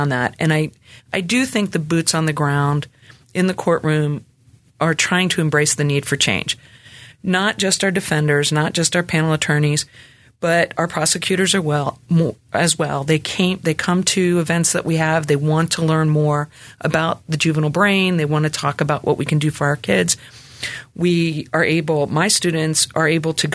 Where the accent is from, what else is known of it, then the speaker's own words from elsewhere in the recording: Camden County, New Jersey, United States; moved away as an adult; now in Memphis, United States; where I come from in New Jersey, I come from Camden County